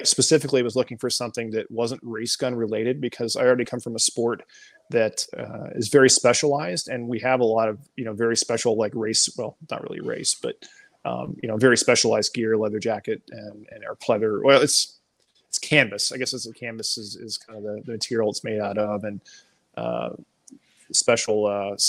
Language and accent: English; Garland, Texas, United States; moved away as an adult; also born or lived in Germany / Belgium; I'm originally from Garland, Texas